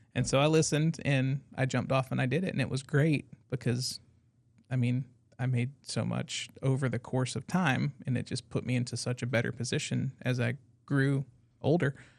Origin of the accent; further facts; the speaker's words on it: Brooklyn, New York, United States; moved away; Brooklyn native